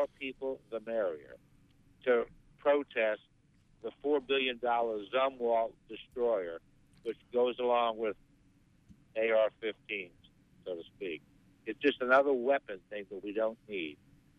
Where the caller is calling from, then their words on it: Lemoyne, Pennsylvania, United States; in Lemoyne.